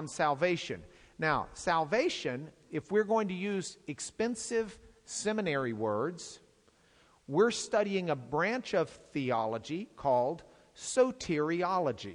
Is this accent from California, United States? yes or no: no; Lubbock, Texas, United States; I come from Lubbock